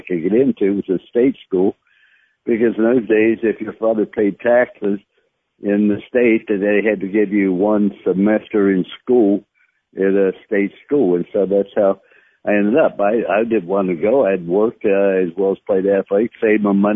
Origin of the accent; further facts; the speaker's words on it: Follansbee, West Virginia, United States; I was born in Fallensby, West Virginia, a little town, and predominantly Catholic